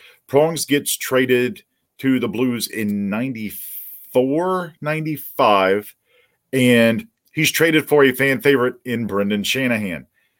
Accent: Granite City, Illinois, United States; moved away; I grew up in Granite City, which obviously you know Jeremy is right across the river from St. Louis. You know, I grew up there. And a big piece of me is still there. I mean, that's home to me.

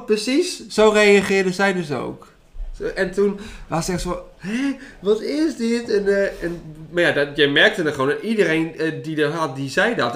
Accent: Netherlands; we uit Nederland kwamen

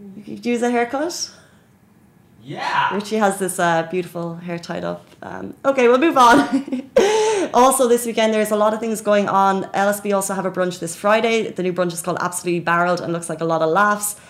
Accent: Dublin, Leinster, Ireland; now in Dubai, United Arab Emirates; my home country, which is Dublin

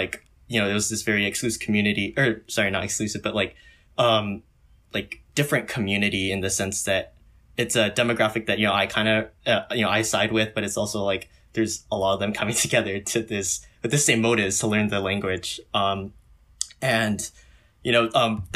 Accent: Santa Clarita, California, United States; I come from Santa Clarita, California

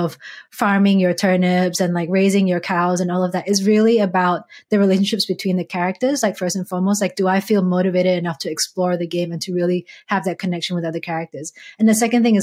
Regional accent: Malaysia; growing up in Malaysia

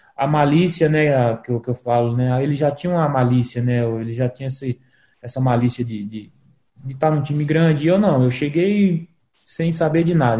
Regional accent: Paraíba, Brazil; moved away as an adult; also born or lived in Caruaru; now in Curitiba, Brazil; Sou da Paraíba, jogo no Atlético Paranaense

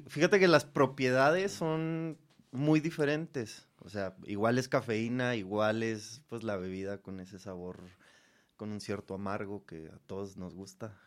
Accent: Cuauhtémoc, Chihuahua, Mexico; en el estado, en, Chihuahua, yo, yo, soy de Cuauhtémoc

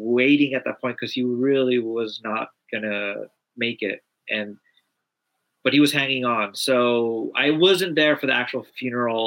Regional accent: Los Angeles, California, United States; growing up

